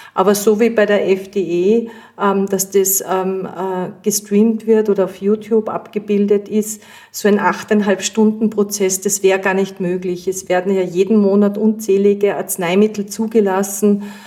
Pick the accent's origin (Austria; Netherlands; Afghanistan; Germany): Austria; bei uns in Österreich